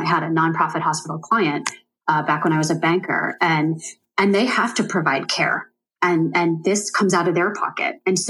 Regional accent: United States; born there; I mean, first and foremost, that I was born in America.

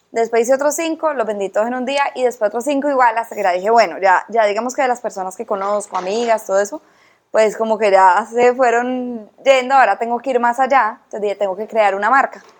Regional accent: Cali, Valle del Cauca, Colombia; también soy caleña

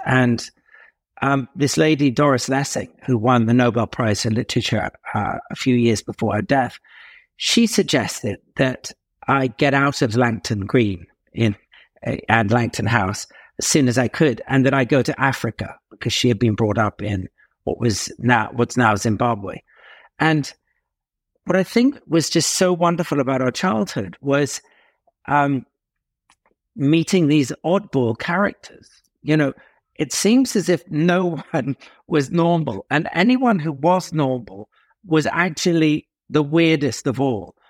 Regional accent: near Tunbridge Wells, South East England, United Kingdom; now in Casablanca, Morocco; I had a very, very odd childhood, and a lot of it took place, as you said, um, in the southeast of England, near Tunbridge Wells

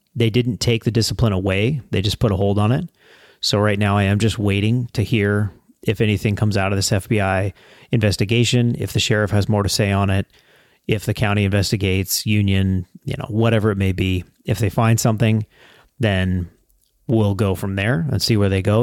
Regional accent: United States; as an American

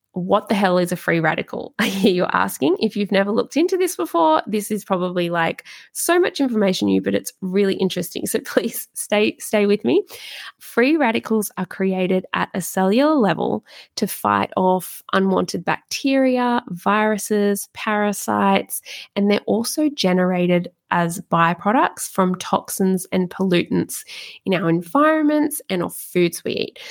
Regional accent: Australia; I'm really Aussie

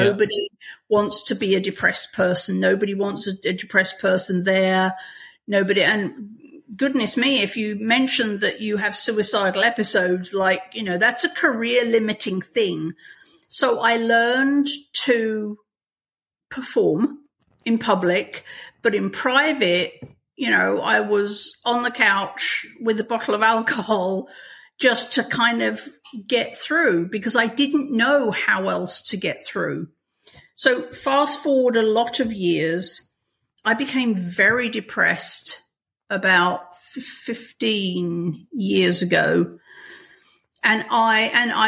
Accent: England, United Kingdom; moved away as an adult; now in United States; You can probably tell from my accent, I didn't grow up in America. So I grew up in England.

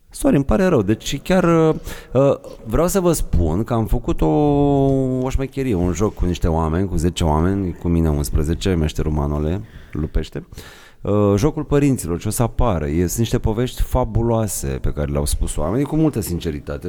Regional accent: Moldavia, Romania; eu sunt moldovean

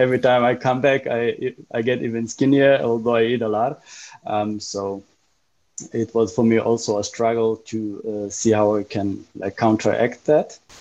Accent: Israel; moved away as an adult; now in Berlin, Germany; I grew up in Israel, been living in Berlin for 13 years now

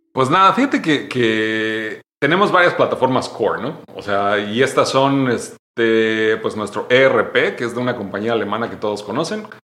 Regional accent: State of Mexico, Mexico; moved away as an adult; also born or lived in United States; yo nací en el Estado de México

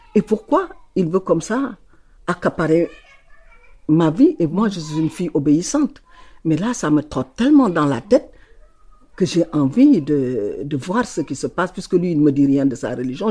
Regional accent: Saint-Louis, Senegal; born or raised there

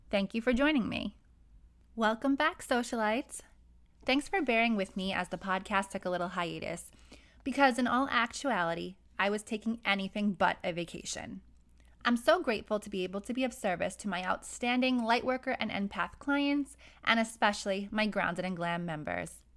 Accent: New York City, New York, United States; I grew up in Brooklyn, New York, and until I was 16, I lived on the outskirts of a very wealthy neighborhood

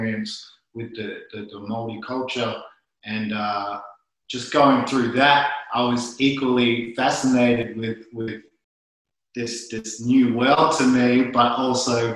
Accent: Melbourne, Victoria, Australia; I was born in Melbourne, born and raised

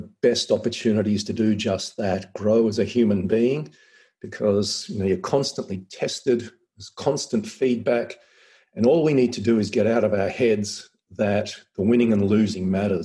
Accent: Adelaide Hills, South Australia, Australia; now in Central Coast, Australia; I grew up in the Adelaide Hills

